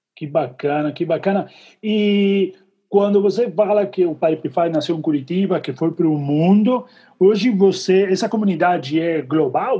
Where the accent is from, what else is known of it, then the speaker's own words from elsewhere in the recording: Argentina; Eu sou argentino